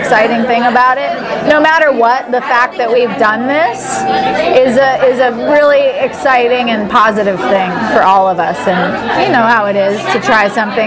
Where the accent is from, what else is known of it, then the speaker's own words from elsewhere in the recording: Santa Barbara, California, United States; I was born in Santa Barbara, California